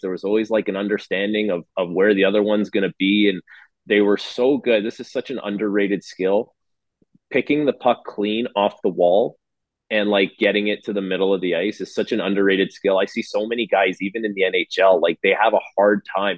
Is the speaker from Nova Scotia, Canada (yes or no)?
no; Toronto, Ontario, Canada; in my hometown